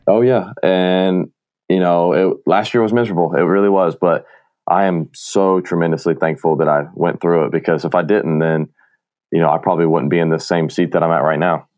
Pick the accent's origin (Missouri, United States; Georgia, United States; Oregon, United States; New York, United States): Georgia, United States; Marietta; I grew up in Marietta, Georgia